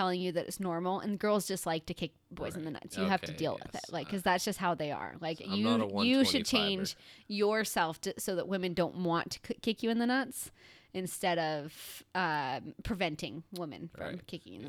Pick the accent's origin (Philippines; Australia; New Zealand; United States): United States; Chicago, Illinois; I'm from Chicago.